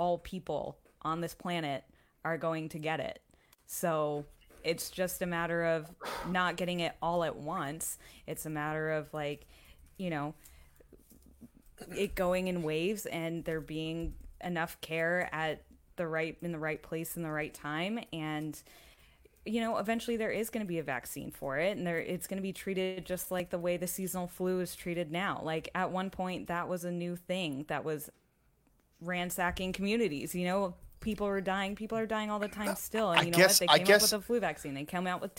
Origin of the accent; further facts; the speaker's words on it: Texas, United States; now in Austin, United States; I'm a Texan